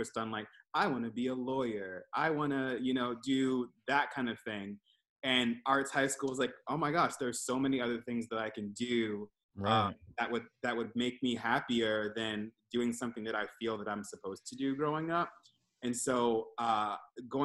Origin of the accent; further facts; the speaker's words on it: Towson, Maryland, United States; now in Philadelphia, United States; I am from Maryland. I grew up in Towson